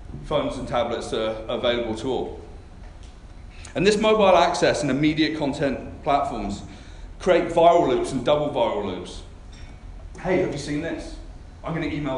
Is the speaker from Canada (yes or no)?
yes; Canada; I come from Canada.